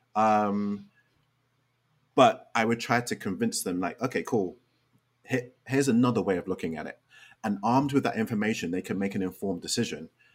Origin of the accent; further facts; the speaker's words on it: London, United Kingdom; moved away as an adult; now in Chicago, United States; growing up in Western society, initially in in London and now in Chicago.